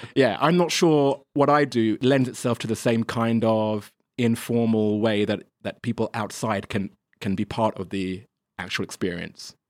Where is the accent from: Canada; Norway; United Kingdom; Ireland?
United Kingdom; England; moved away as an adult; also born or lived in Germany; now in China; I'm English